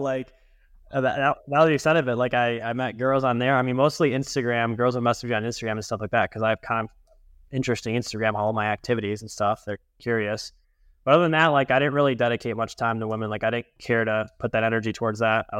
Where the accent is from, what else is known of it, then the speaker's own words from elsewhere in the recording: Grosse Ile, Michigan, United States; also born or lived in Miami; And then Michigan in the last 16 years. So like Groseal, 30 miles south of Detroit, a little island.